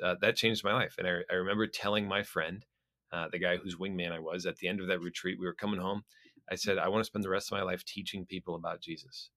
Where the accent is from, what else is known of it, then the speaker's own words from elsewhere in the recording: Florida, United States; also born or lived in Minnesota; I was born in Minnesota, but I've spent almost my entire life in Florida